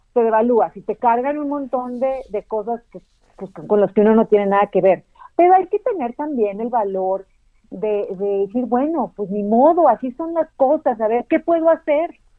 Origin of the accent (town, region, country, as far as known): Mexico